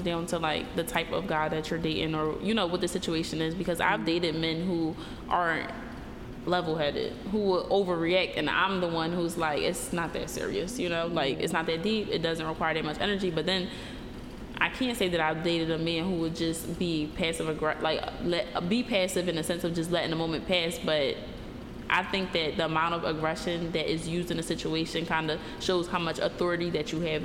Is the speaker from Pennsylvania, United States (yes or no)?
yes; Philadelphia, Pennsylvania, United States; I'm from Philly